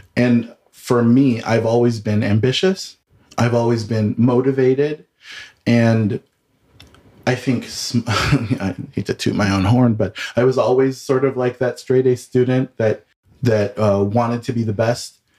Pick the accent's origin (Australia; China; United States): United States; Southern California; moved away as an adult; also born or lived in Washington, D.C. / San Francisco; now in Denver, United States; I am originally from Southern California, born and raised